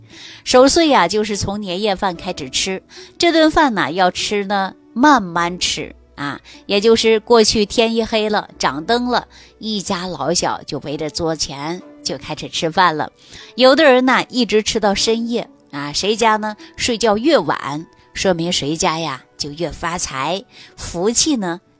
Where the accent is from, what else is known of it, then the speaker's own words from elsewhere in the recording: China; 我们中国人呐都有这样的一个习俗啊，